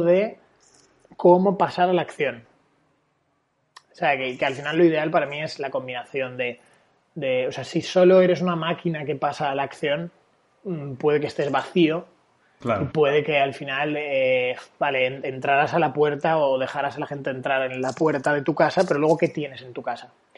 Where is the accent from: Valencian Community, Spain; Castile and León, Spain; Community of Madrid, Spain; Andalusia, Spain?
Valencian Community, Spain; Valencia; yo eh, nací en Valencia